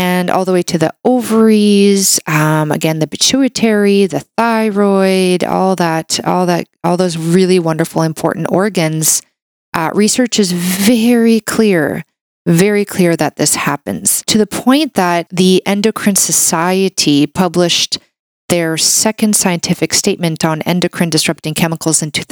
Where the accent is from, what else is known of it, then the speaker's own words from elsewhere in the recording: Canada; a Canadian medical doctor